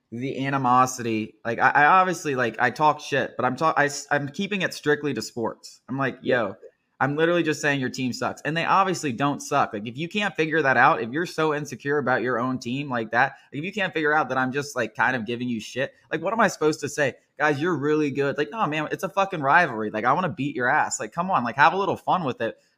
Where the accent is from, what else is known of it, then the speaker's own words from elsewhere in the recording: Queens, New York, United States; I'm from, I'm from Queens, motherfucker.